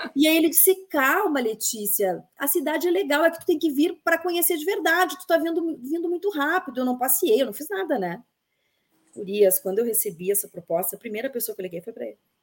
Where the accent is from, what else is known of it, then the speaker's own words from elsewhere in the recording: Bento Gonçalves, Rio Grande do Sul, Brazil; moved away as an adult; also born or lived in Caxias do Sul; now in Brasília, Brazil; eu sou de Bento Gonçalves, nascida em Bento Gonçalves